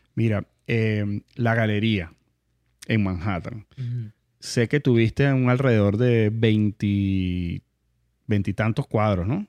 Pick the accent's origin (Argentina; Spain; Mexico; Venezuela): Venezuela; nosotros los venezolanos